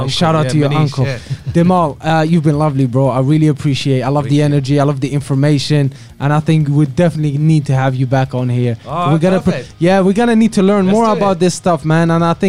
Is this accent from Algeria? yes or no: yes; Algeria; now in United Kingdom; I'm originally from Algeria.